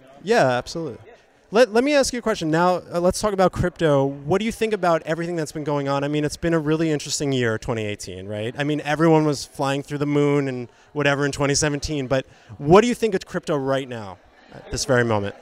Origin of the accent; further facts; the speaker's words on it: New Jersey, United States; also born or lived in Boca Raton, Florida; now in Los Angeles, United States; I'm from New Jersey and I lived in Boca. And now I'm in LA.